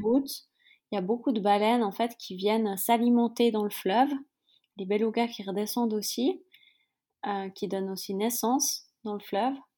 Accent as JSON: {"language": "French", "town": "Yverdon-les-Bains", "region": "Vaud", "country": "Switzerland", "tie": "born or raised there", "said": "je suis suisse. J'ai grandi dans une petite ville qui s'appelle Yverdon-les-Bains."}